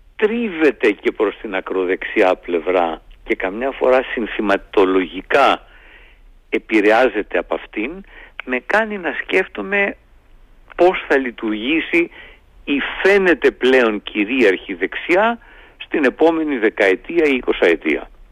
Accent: Greece; είμαι ένας Έλληνας πολίτης

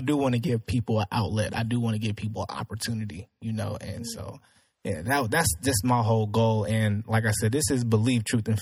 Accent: Spring, Texas, United States; I grew up in Spring. I live in Spring

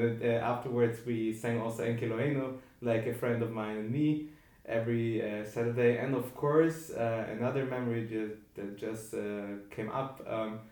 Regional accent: Vienna, Austria; I grew up in Vienna.

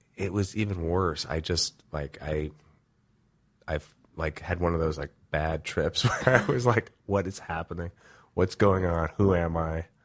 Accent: New York City, New York, United States; moved away as an adult; also born or lived in Los Angeles, United States; I grew up with in New York

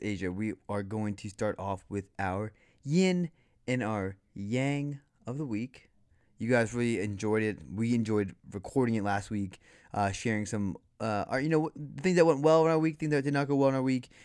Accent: Foxborough, Massachusetts, United States; growing up in Foxborough

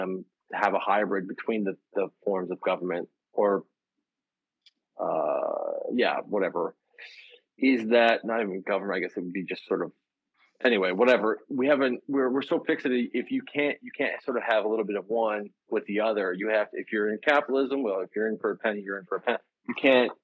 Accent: Canada; I'm a Canadian

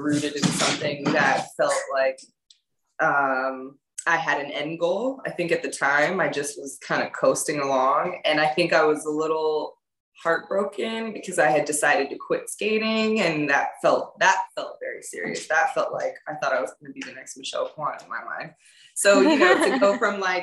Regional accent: the Bay, California, United States; born or raised there; also born or lived in France / Los Angeles

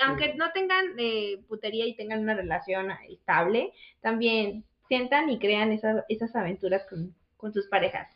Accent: Veracruz, Mexico; soy de Veracruz

